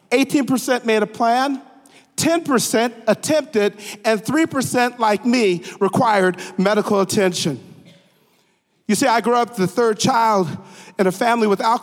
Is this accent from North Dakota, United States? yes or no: yes; Grand Forks, North Dakota, United States; moved away; I'm a native of Grand Forks, North Dakota.